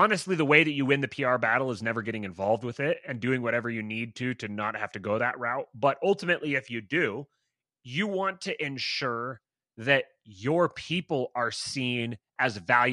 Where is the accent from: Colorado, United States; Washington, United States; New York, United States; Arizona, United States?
Washington, United States; Bremerton; I grew up in Bremerton, Washington